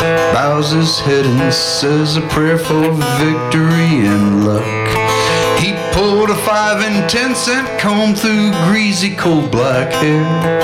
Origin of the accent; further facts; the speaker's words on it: the South, United States; I was extremely fortunate that I grew up in the South in a very racist part of the country